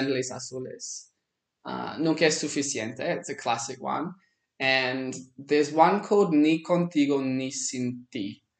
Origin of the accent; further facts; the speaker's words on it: Australia; now in Bolivia; I'm from Australia